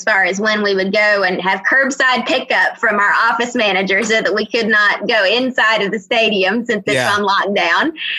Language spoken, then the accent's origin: English; Robeson County, North Carolina, United States; I grew up in Robeson County